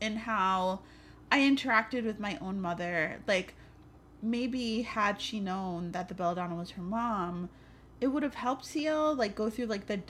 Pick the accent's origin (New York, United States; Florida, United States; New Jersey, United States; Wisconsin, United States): New York, United States; New York City; Yeah. I'm also from the Bronx.